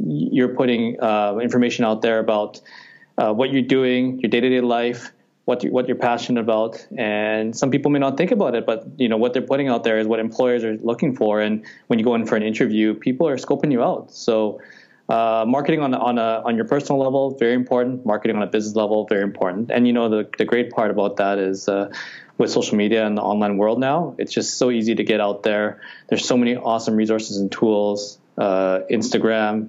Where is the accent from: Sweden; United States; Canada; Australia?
Canada; Edmonton, Alberta; Born and raised in Edmonton, live downtown